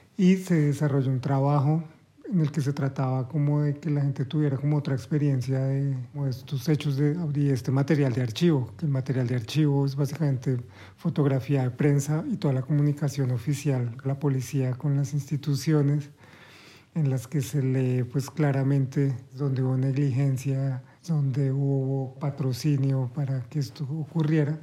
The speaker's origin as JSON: {"language": "Spanish", "town": "Bucaramanga", "region": "Santander", "country": "Colombia", "also_born_or_lived": "Bogotá", "moved": "as an adult", "lives_now": "Berlin, Germany", "said": "yo soy de Bucaramanga, estoy en Bogotá"}